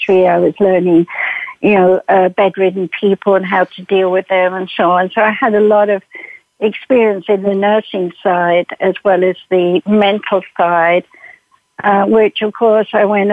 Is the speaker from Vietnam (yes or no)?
no; United Kingdom; I'm British. I was born in 1942